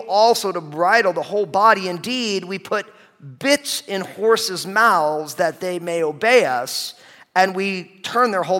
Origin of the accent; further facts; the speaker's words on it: New Jersey, United States; I grew up in New Jersey, my parents came out of New York